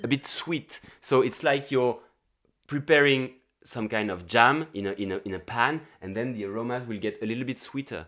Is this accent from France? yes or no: yes; Gap, Provence-Alpes-Côte d'Azur, France; I was running a hotel in my hometown in Gap, in, uh, the southeast of the, of France